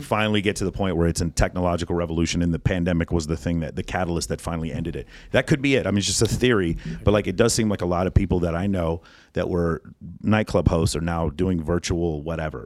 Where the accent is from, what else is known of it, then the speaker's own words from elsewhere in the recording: Texas, United States; I'm from Texas